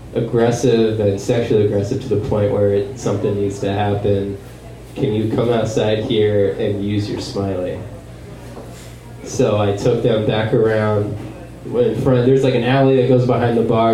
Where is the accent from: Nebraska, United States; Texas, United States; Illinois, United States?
Nebraska, United States; Wahoo; moved away; also born or lived in Lincoln, Nebraska; I lived, uh, grew up in a small town called Wahoo, Nebraska